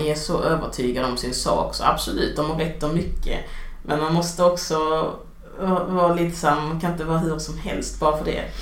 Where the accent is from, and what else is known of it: Degeberga, Skåne, Sweden; born or raised there; moved away as an adult; also born or lived in Angola; now in Malmö, Sweden